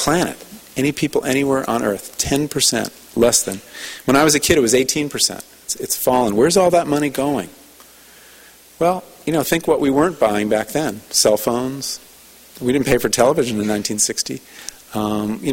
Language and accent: English; New England, United States; moved away; I'm from New England